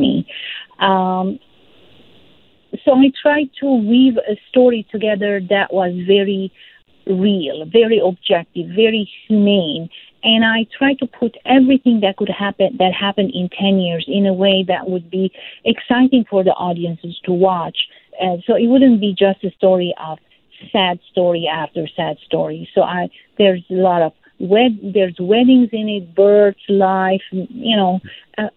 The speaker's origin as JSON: {"language": "English", "country": "Lebanon", "tie": "born or raised there", "also_born_or_lived": "Syria", "moved": "yes", "lives_now": "Toronto, Canada", "said": "I felt this tension growing up in Lebanon"}